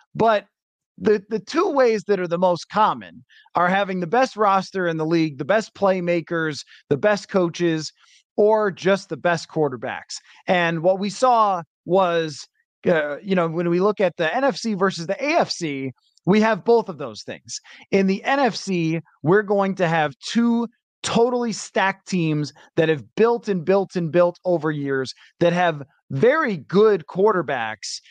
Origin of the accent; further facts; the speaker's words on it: Buffalo, New York, United States; I'm from Buffalo